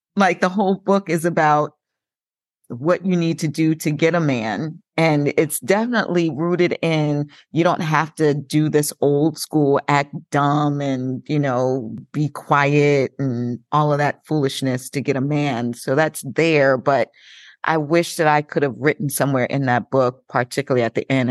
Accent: Long Island, New York, United States; I'm from Long Island, New York

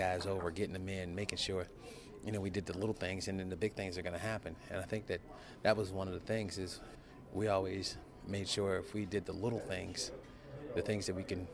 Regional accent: Donora, Pennsylvania, United States; a guy from Denora, Pennsylvania

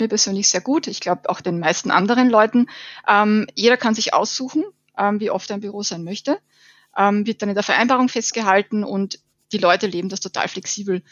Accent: Burgenland, Austria; now in Vienna, Austria; ich bin aus Wien, äh, komme eigentlich aus dem sonnigen Burgenland, lebe aber jetzt schon seit zehn Jahren in Wien

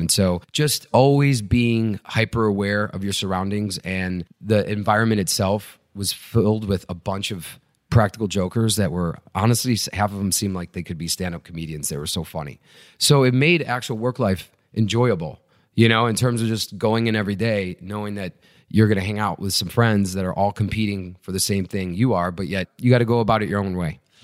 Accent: Chicago, Illinois, United States; I grew up right outside Chicago and then moved into the city in high school

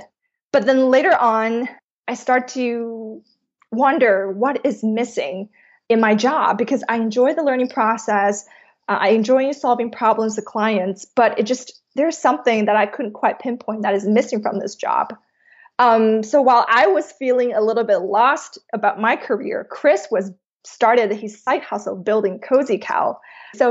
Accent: Vancouver, British Columbia, Canada; moved away as an adult; also born or lived in New York; I'm originally from Vancouver, Canada

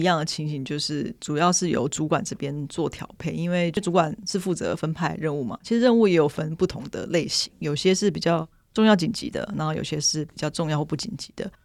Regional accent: eastern Taiwan, Taiwan; now in northern Taiwan; 我是东部人，然后我们现在住在北部

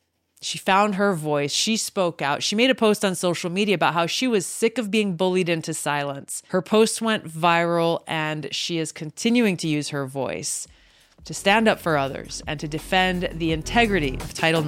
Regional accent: American Samoa; born there; I was born in American Samoa, actually. I'm the fourth of five, and my younger sister was born in Hawaii.

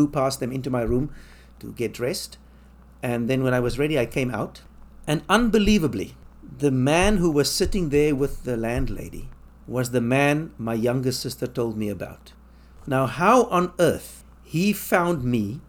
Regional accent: South Africa; moved away as an adult; also born or lived in London; now in Taipei, Taiwan; South Africa, where I come from

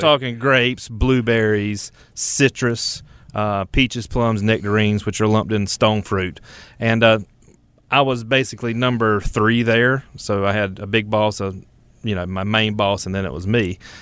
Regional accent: Ellerbe, North Carolina, United States; moved away as an adult; also born or lived in Pinehurst, North Carolina; now in Charlotte, United States; originally from Richmond County, L R B, North Carolina

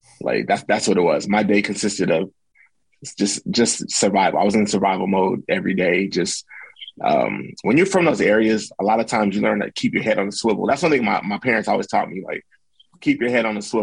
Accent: Los Angeles, California, United States; I was born and raised in Los Angeles, but now I'm about an hour, 15 minutes away

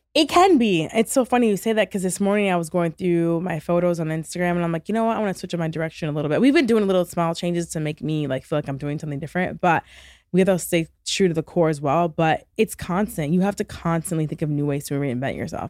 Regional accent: Michigan, United States; moved away as an adult; also born or lived in New York; now in Los Angeles, United States; I'm from Michigan

